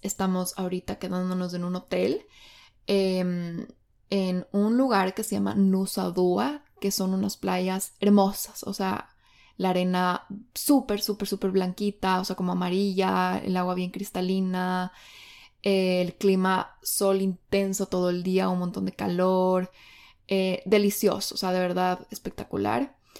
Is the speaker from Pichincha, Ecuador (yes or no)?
yes; Quito, Pichincha, Ecuador; moved away as an adult; now in Bali, Indonesia; yo soy de Quito, Ecuador, y ahora estoy viviendo en Bali, Indonesia